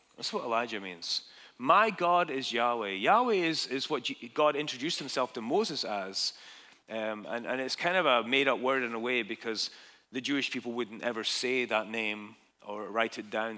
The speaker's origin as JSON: {"language": "English", "town": "Dundee", "region": "Scotland", "country": "United Kingdom", "tie": "born or raised there", "moved": "as an adult", "lives_now": "United States", "said": "my hometown in Dundee, Scotland"}